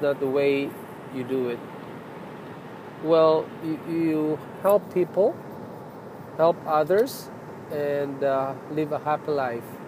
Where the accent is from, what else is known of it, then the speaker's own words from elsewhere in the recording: Philippines; now in Toronto, Canada; I'm a Filipino.